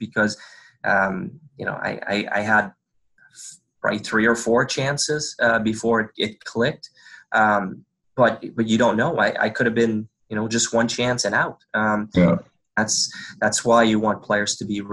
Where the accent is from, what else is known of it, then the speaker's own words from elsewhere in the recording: Canada; first language French; English is a second language; when I first turned pro, I didn't speak English